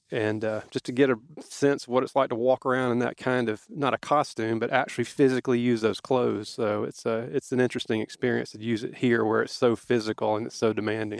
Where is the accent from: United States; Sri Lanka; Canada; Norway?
United States; South Georgia; we were growing up in South Georgia